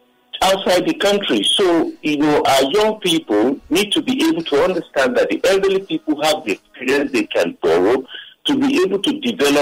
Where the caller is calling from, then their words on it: Lagos, Nigeria; I'm calling from Okota.